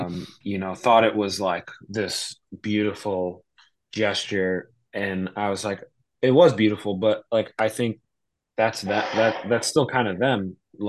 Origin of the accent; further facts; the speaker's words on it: New Jersey, United States; I grew up in South Jersey